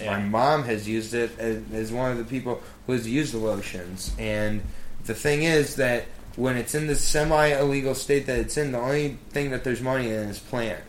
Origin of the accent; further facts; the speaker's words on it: Michigan, United States; moved away as an adult; now in Washington, D.C., United States; I'm from Michigan, where I had my medical marijuana card from my sophomore year of college.